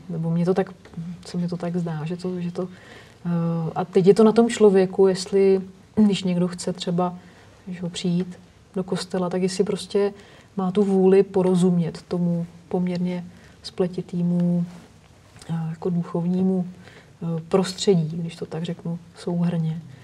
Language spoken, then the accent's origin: Czech; Nymburk, Central Bohemian Region, Czechia; pocházím z Nymburka, protože prostě jsem vyrůstala ve, střínu, ve stínu postřižinského pivovaru